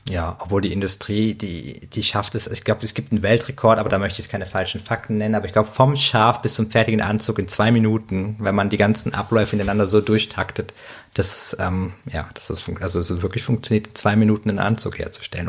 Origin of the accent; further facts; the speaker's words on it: Cologne, North Rhine-Westphalia, Germany; als Kölner